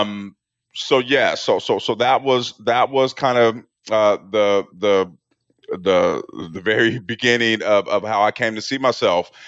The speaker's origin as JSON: {"language": "English", "town": "Portland", "region": "Oregon", "country": "United States", "tie": "born or raised there", "said": "I grew up in Portland, Oregon in the eighties"}